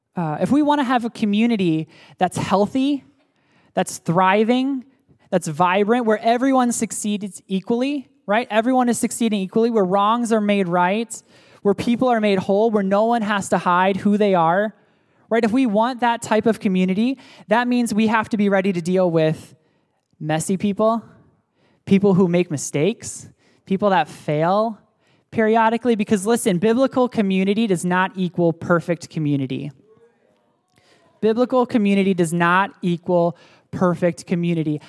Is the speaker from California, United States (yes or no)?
no; State College, Pennsylvania, United States; moved away; also born or lived in Pittsburgh, Pennsylvania; I was born in Pittsburgh, Pennsylvania, and then my family moved to State College, Pennsylvania